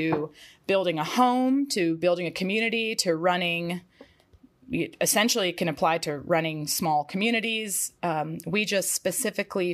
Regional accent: Atlanta, Georgia, United States; Zach and I grew up in and around Atlanta.

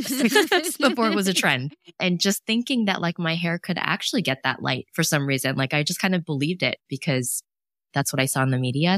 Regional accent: New York City, New York, United States; moved away as an adult; also born or lived in Los Angeles; now in Buffalo, United States; I was born and raised downtown Manhattan, lived there almost, like, literally for, like, almost forty years

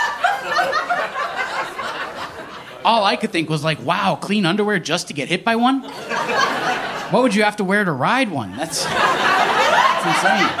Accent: Eskasoni, Nova Scotia, Canada; Growing up in Escazone, me and my mom, we lived in a trailer.

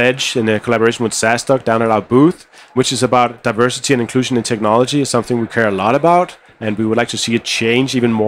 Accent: Denmark; we come from Denmark where design aesthetics is a big part of how we think about things

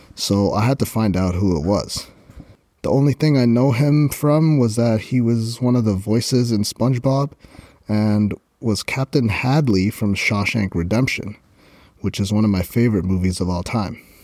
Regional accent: Canada; I'm Canadian

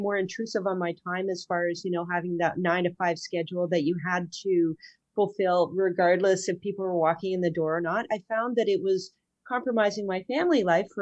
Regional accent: near Petawawa, Ontario, Canada; also born or lived in Ajax, Ontario; I grew up way up north near Petawawa

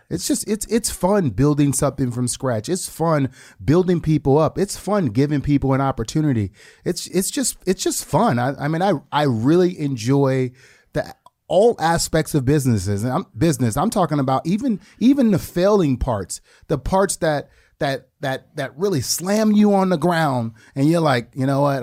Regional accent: New Orleans, Louisiana, United States; moved away; I came from the Desire Projects in the Ninth Ward of New Orleans.

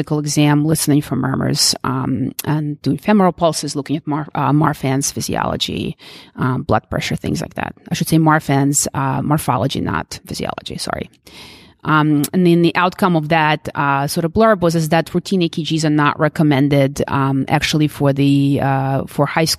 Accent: Philadelphia, Pennsylvania, United States; I'm from Philly

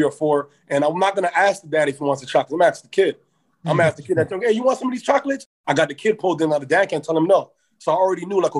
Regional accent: Toronto, Ontario, Canada; I'm from Toronto, Ontario, but my parents are from Ghana. But I was born in Toronto, raised in Toronto's a city

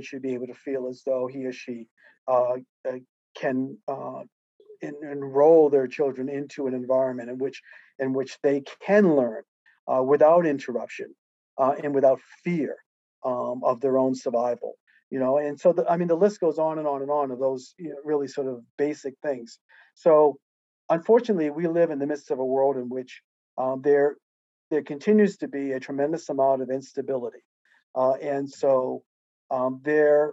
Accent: United States; I am an American, and I'm certainly proud of the fact that I am an American

